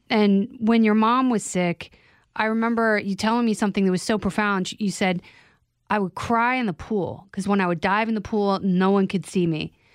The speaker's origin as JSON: {"language": "English", "region": "Indiana", "country": "United States", "tie": "born or raised there", "moved": "yes", "said": "Indiana, like, you know, the, the lake where we grew up"}